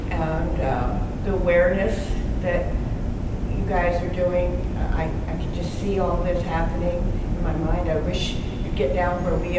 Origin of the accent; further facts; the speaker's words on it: New York, United States; now in Virginia, United States; because I'm from New York originally.